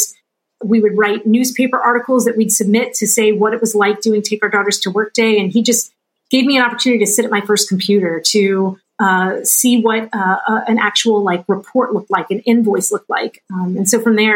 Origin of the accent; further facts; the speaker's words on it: New Orleans, Louisiana, United States; moved away; I was born and raised in New Orleans in a really small, like, if you know the show Swamp People, those are my people.